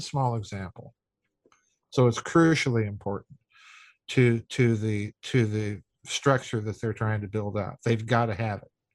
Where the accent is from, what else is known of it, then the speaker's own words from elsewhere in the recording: South Dakota, United States; moved away; I'm from South Dakota.